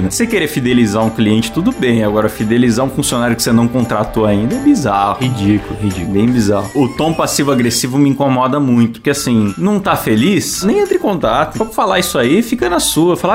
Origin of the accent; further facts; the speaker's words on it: Paraná, Brazil; Fui funcionário público por cinco anos, trabalhava em minha cidade natal, no interior do Paraná